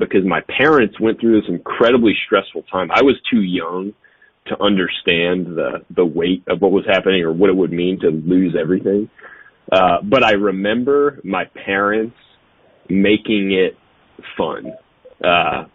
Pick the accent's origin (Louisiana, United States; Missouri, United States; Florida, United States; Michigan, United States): Louisiana, United States; New Orleans; I grew up in New Orleans